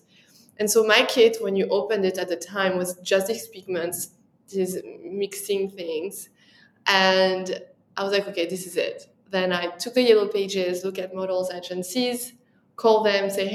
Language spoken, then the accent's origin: English; France; accent: French; English is a second language; moved away as an adult; now in New York, United States; when I arrived to New York, my French accent was so strong